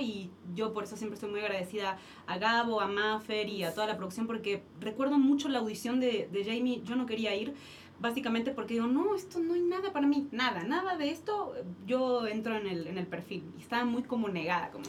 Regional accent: Argentina; moved away as an adult; now in Mexico

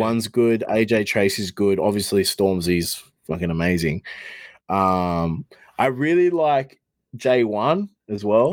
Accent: Australia; I'm an Australian rapper.

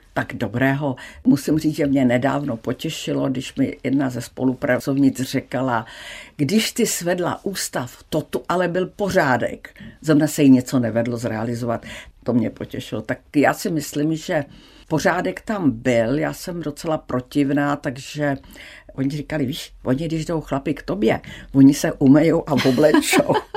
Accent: Czechia; jak jsem byla zvyklá z Česka

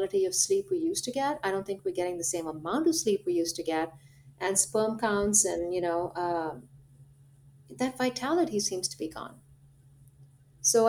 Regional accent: India; now in United States; I'm from India

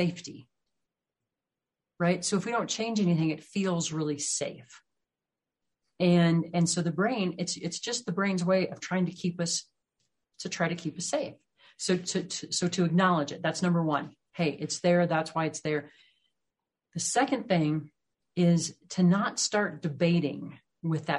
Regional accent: Midwest, United States; moved away; also born or lived in the Rockies; I grew up in the Midwest where everything's really flat, and now I live out here in the Rockies

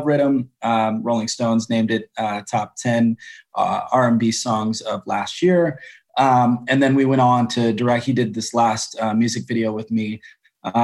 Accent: Grand Rapids, Michigan, United States; now in Los Angeles, United States; I'm from Grand Rapids.

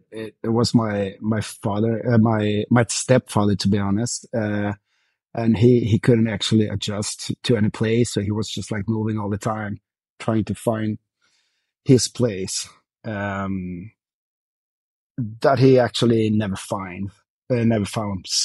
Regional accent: Växjö, Kronoberg County, Sweden; born there; I'm I'm born in, in a town called Växjö, but with uh, like in south of Stockholm, actually.

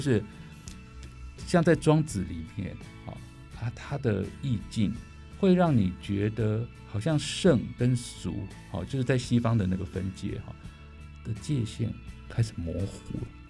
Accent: Taiwan; 人家知道我是台湾来的音乐家

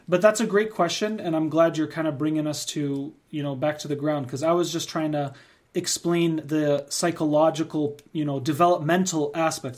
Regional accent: United States; we're both born and raised in the United States

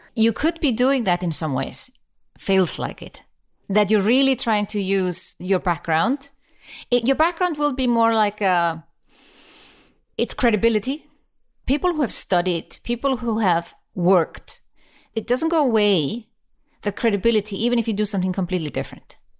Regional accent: Iceland; I come from Iceland

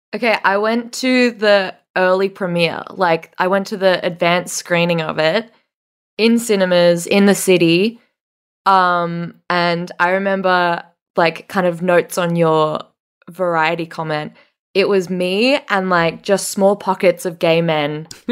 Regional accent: Australia; this is a very Australian thing where we say Megan, um, but Americans say Megan.

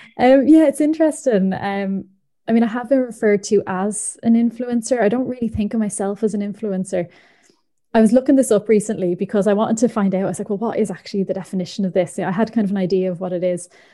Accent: Ireland; moved away; also born or lived in Northern Ireland; I'm from the Republic of Ireland

